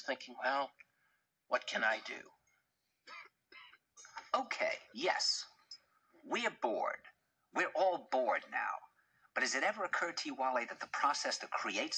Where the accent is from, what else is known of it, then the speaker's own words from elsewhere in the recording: New York, United States; I said, "New York."